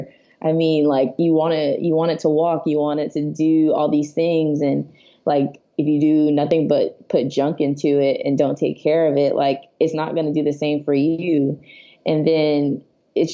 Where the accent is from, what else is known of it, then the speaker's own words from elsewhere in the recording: Fort Lauderdale, Florida, United States; moved away as an adult; also born or lived in Miami, Florida; now in Long Beach, United States; I'm originally from Fort Lauderdale, Florida, born and raised there, Florida my whole life